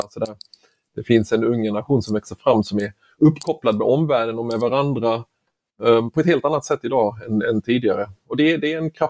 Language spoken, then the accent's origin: Swedish; Sweden; som svensk så skulle jag råda att man eh, går in på sak.se och blir medlem